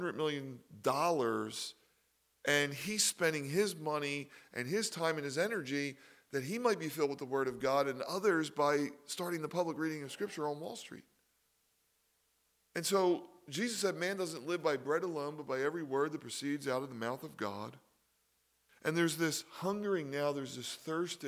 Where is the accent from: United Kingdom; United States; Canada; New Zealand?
United States; Philadelphia, Pennsylvania; I was raised in Philly